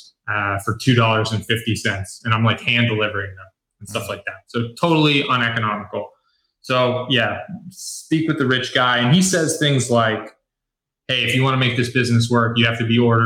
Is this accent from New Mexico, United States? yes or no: no; Connecticut, United States; I'm from Connecticut